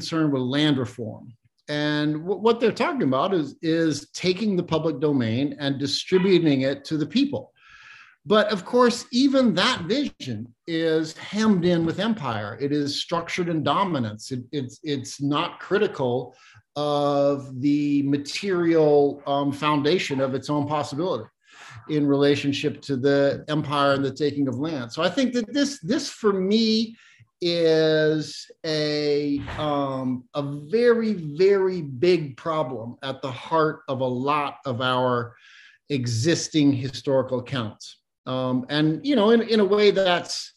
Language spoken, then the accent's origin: English; Missouri, United States; moved away; I'm from Missouri originally